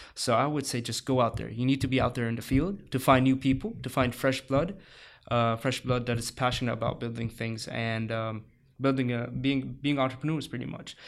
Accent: Saudi Arabia; also born or lived in Egypt / Cairo, Egypt; now in San Diego, United States; I grew up in, in Saudi Arabia. Uh, I moved then later to Egypt.

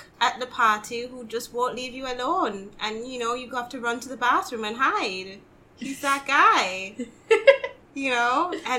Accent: Jamaica; I'm Jamaican.

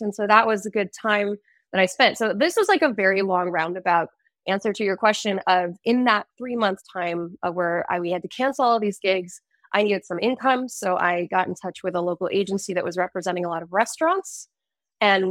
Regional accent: United States; Americans we can't say just um like we can't say that we're from the United States

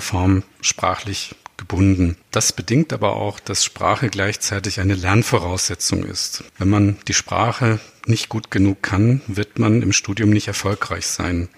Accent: Baden-Württemberg, Germany; first language Baden dialect (Alemannic/Badisch); Meine erste Fremdsprache war wahrscheinlich Hochdeutsch, denn ich bin in Baden geboren

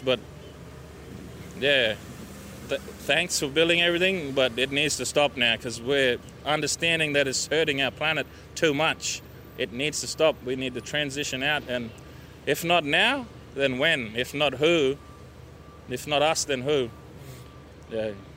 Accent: Borroloola, Northern Territory, Australia; I came from the Northern Territory. I'm from Borroloola

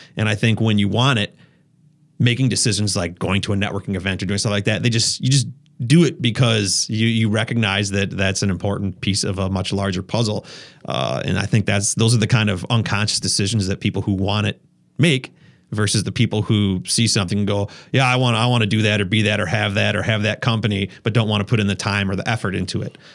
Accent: Wisconsin, United States; I'm from Wisconsin

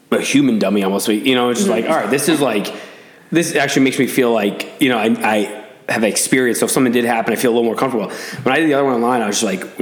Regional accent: Boston, Massachusetts, United States; now in Arizona, United States; I'm from Boston, so Irish

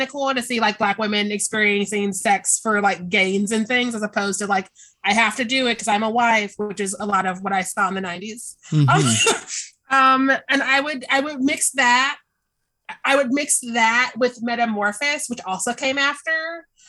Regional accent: Kansas City, Missouri, United States; I'm from Kansas City.

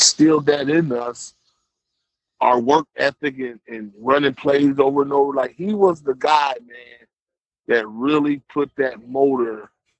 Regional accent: Fort Wayne, Indiana, United States; growing up in the neighborhood I grew up in Village Woods, V-Dub, anybody from Fort Wayne that's listening

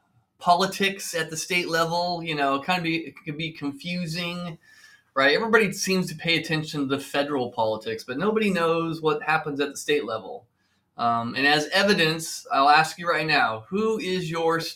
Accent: Mission Viejo, California, United States; I grew up in Orange County, Mission Viejo

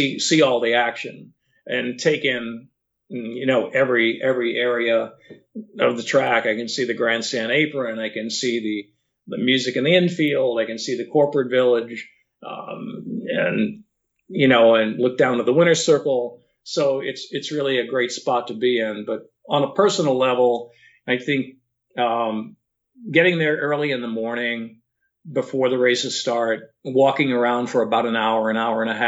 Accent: Louisiana, United States; moved away; my home state of Louisiana

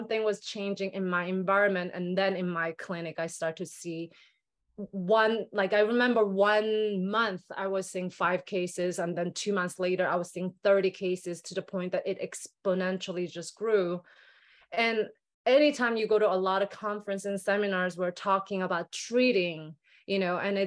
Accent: South Korea; moved away; growing up in Korea

